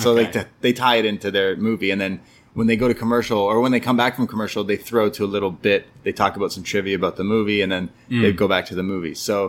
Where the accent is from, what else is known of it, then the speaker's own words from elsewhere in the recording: Canada; I'm a Canadian